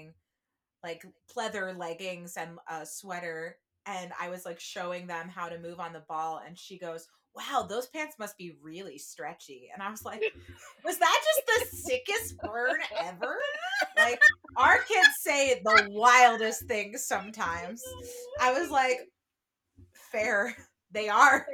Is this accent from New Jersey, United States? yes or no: yes; New Jersey, United States; now in Chicago, United States; I am from New Jersey